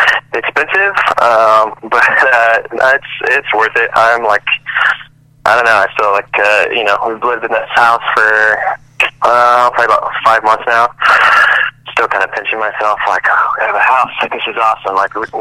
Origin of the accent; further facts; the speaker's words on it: Loveland, Colorado, United States; also born or lived in Caldwell, Idaho; Yeah, I am. So we hopped around a bit. So I was born in Loveland, and we lived there until I was about four. Then we moved. Actually, lived in Idaho for a couple years.